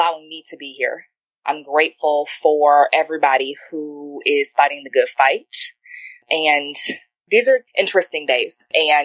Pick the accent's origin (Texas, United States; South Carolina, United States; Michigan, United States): Michigan, United States; Detroit; also born or lived in St. Louis; I was born in Detroit, Michigan. And I moved around every year of my childhood, pretty much. So from Detroit, moved around Detroit in the greater Detroit area. But I definitely identify as a Detroiter.